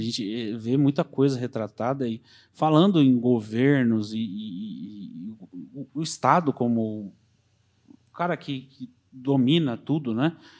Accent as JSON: {"language": "Portuguese", "country": "Brazil"}